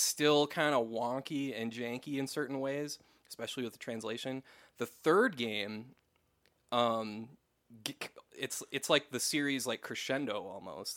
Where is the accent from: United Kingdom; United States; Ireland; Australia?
United States; West St. Paul, Minnesota; That's where I'm from, so yeah, you you actually did a video in like my hometown